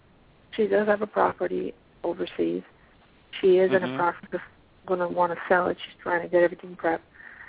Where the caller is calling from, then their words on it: Pennsylvania, United States; I'm calling from Pennsylvania.